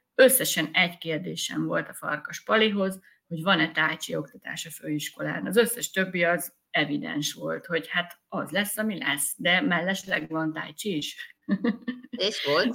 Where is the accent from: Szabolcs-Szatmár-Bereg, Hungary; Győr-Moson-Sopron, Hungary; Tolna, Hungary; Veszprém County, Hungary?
Veszprém County, Hungary; Sümeg; moved away as an adult; also born or lived in Budapest / Visegrád; költöztünk vissza a szülővárosomba.